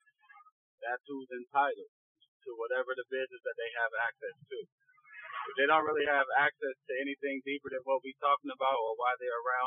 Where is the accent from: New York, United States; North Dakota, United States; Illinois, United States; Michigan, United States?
Michigan, United States; Detroit; I'm from Detroit.